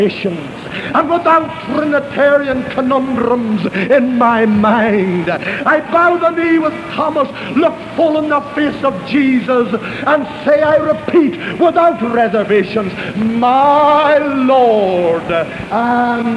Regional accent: Ireland; moved away; I was raised in Roman Catholic Ireland

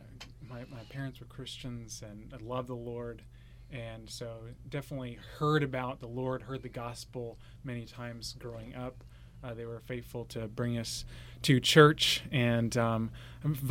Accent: Tulsa, Oklahoma, United States; also born or lived in Bolivar, Missouri / Louisville, Kentucky; now in Copan, United States; I was born in Tulsa, Oklahoma, one of nine children. I was number six out of nine. Homeschooled, would have been in the Union District

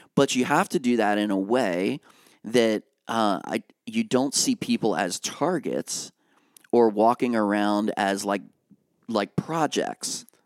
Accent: Lancaster County, Pennsylvania, United States; now in Harrisburg, United States; I grew up in Lancaster County

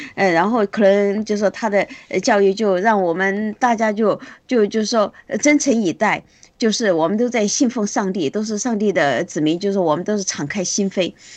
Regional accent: China; 我们中国人没有这种制度嘛

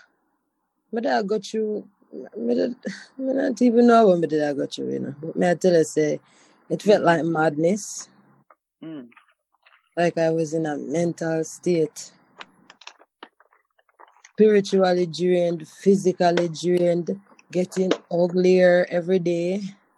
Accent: Montego Bay, Saint James, Jamaica; moved away as an adult; also born or lived in Kingston; I'm from Montego Bay.

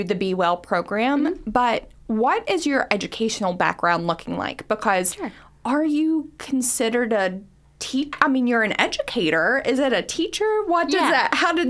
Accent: Kentucky, United States; accent: Appalachian; So I was raised in Harlan County, Kentucky, which very Eastern.

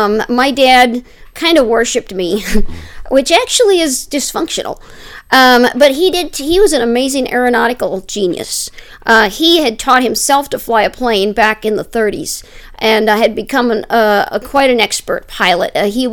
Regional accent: Wisconsin, United States; born there; I was born in Wisconsin in the year 1970.

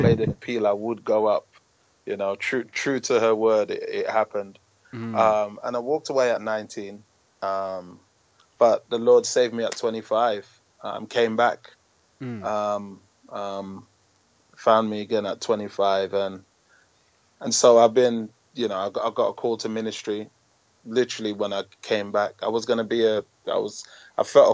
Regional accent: London, United Kingdom; I'm a Londoner, born and bred

